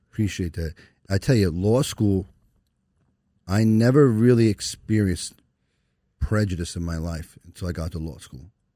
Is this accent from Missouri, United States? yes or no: no; Long Island, New York, United States; accent: Brooklyn; now in Brooklyn, United States; I grew up in Long Island